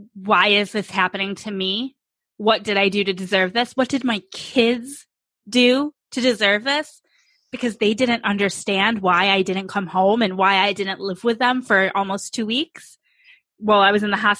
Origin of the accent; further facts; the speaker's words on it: New York, United States; now in Phoenix, United States; I'm from New York State. We now though live in Phoenix